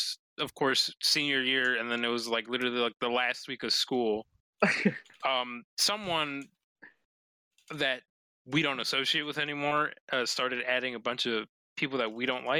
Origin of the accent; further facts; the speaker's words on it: near Chicago, Illinois, United States; Near Chicago.